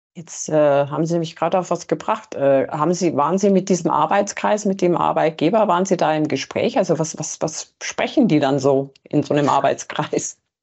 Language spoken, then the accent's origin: German; Germany; bei uns in Deutschland